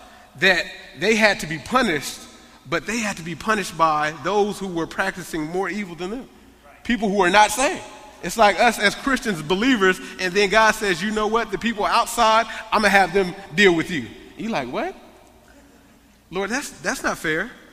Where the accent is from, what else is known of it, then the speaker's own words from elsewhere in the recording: United States; I love being American